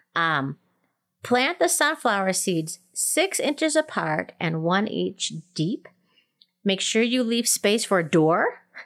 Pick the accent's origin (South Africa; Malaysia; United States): United States; Minnesota; now in Colorado, United States; growing up in Minnesota, which is, you know, zone three, four, five-ish.